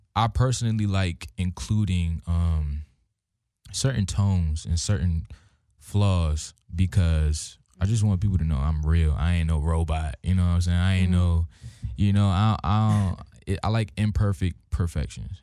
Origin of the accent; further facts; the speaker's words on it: Hampton, Virginia, United States; moved away; I'm from Virginia, uh, Hampton, Virginia, seven five seven.